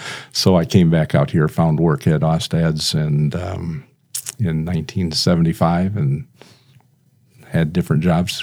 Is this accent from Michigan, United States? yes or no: yes; Flint, Michigan, United States; moved away as an adult; also born or lived in Howell, Michigan; now in Brandon, United States; I grew up in the Howell area, moved to Flint, Michigan in third grade, stayed there till I graduated, came out here to Sioux Falls College back then in 1970, and liked the weather and basically decided to stay.